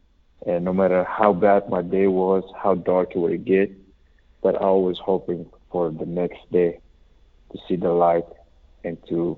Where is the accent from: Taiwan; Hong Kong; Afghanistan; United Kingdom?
Afghanistan; also born or lived in Pakistan; now in United States; I was born in Afghanistan, and because of the war and stuff, I lost my father, my grandparents, and we moved to Pakistan. We was over there, the refugee for a few years